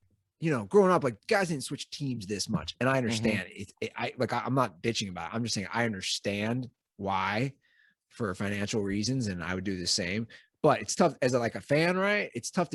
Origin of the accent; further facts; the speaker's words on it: Ohio, United States; growing up in Ohio, like, college sports are a big thing